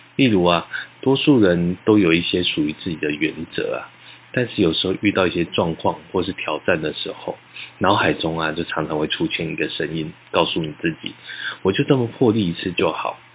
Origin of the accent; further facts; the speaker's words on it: Taiwan; 我们在这片土地上成长